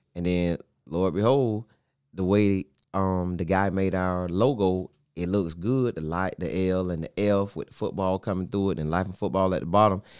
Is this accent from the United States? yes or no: yes; Bartow, Florida, United States; I'm from Bartow. Went to Bartow High School in ninety-eight through oh two